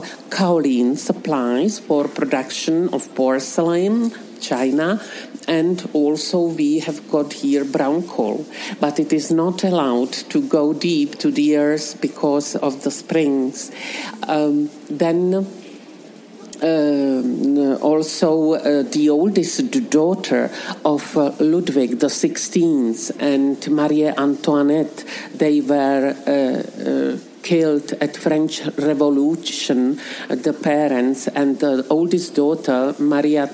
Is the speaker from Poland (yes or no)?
no; Czechia